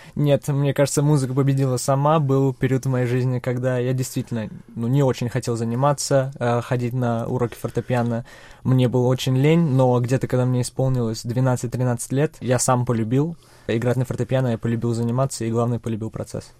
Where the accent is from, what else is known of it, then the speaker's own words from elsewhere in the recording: Czechia; also born or lived in Russia; родной дом всё-таки Чехия. Я родился в России